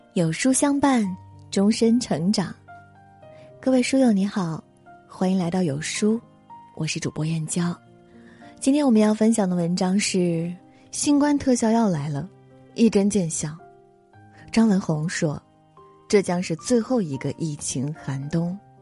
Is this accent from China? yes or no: yes; China; 我们中国人